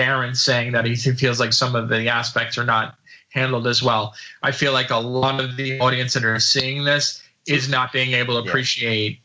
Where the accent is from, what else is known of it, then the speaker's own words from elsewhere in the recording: New Jersey, United States; I grew up in New Jersey